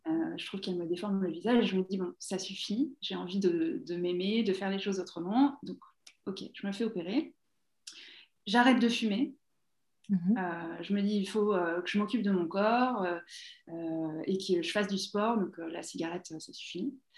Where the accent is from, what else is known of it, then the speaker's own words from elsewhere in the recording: Essonne, Île-de-France, France; moved away as an adult; now in Toronto, Canada; j'ai grandi en Essonne